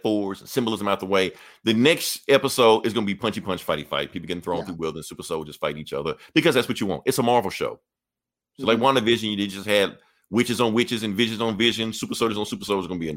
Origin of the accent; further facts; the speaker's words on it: United States; we're American.